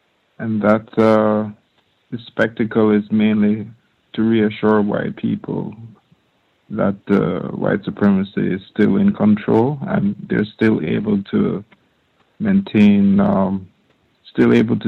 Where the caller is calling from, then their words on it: Norway; I'm calling in from Norway.